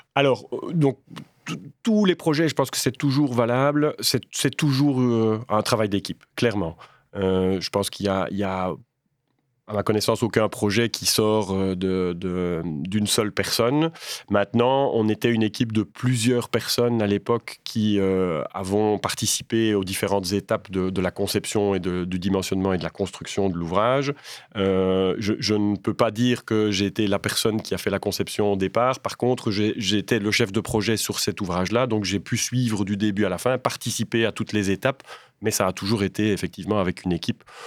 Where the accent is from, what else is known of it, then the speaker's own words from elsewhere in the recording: Waremme, Wallonia, Belgium; je viens de Warem